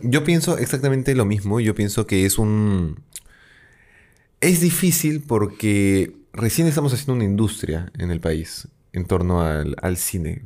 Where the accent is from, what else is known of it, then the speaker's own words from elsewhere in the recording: Peru; A ser profeta en mi tierra